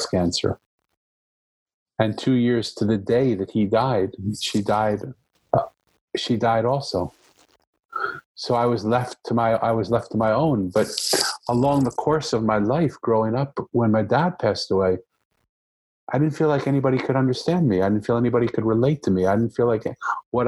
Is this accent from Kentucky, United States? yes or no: no; Philadelphia, Pennsylvania, United States; I grew up in Philadelphia